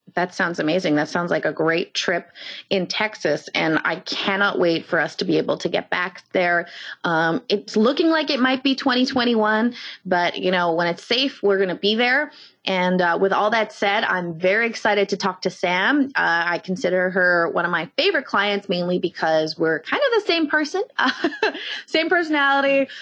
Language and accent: English; Canada; we're Canadian